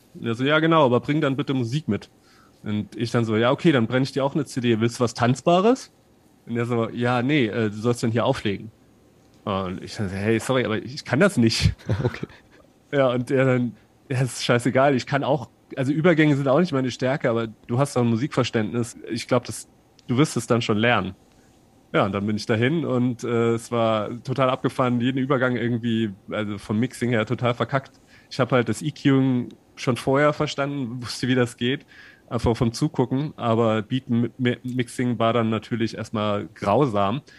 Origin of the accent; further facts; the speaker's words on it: Saarland, Germany; unten im Saarland, wo ich herkomme